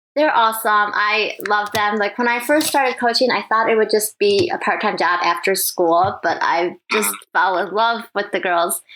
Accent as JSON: {"language": "English", "region": "Michigan", "country": "United States", "tie": "born or raised there", "also_born_or_lived": "Taiwan", "said": "I was born in Taiwan, but I moved here when I was three, so yes, it has felt like Michigan my whole life."}